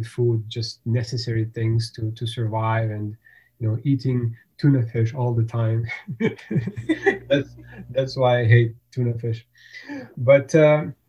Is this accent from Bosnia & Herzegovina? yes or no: yes; Bosnia & Herzegovina; English is a second language; moved away as an adult; also born or lived in Germany; now in Canada; born in Germany, but I grew up in former Yugoslavia. So there was a country, Yugoslavia, and then in early 1990s, a war started in that area, and I was living in a part that's called Bosnia